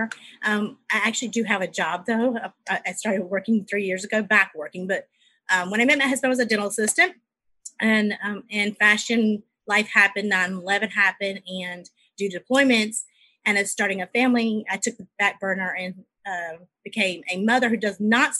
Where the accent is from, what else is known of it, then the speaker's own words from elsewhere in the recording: South Carolina, United States; I'm from South Carolina